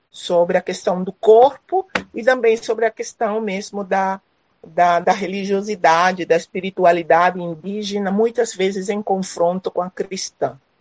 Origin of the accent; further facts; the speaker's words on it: Paraguay; moved away as an adult; also born or lived in Recife, Brazil / Rio de Janeiro, Brazil / São Leopoldo, Brazil / Dourados, Mato Grosso do Sul, Brazil; now in Mato Grosso do Sul, Brazil; moro em Mato Grosso do Sul, sou nascida no Paraguai, vim para o Brasil para estudar